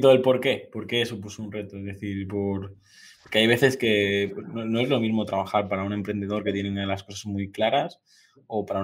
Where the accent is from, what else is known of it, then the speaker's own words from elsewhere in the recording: Mallorca, Balearic Islands, Spain; Yo, yo, soy mallorquín